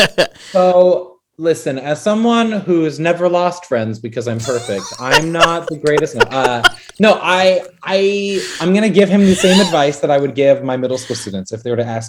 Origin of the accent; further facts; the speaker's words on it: Utah, United States; I'm from a small little Mormon Utah town.